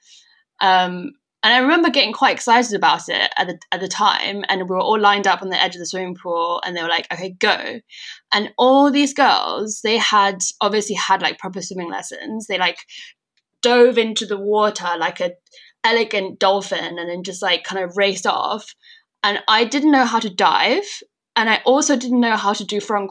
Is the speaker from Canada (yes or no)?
no; China; moved away; also born or lived in Denmark; growing up in China